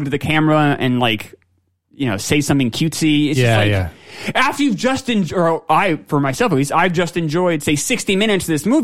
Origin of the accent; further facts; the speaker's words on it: New York, United States; growing up in New York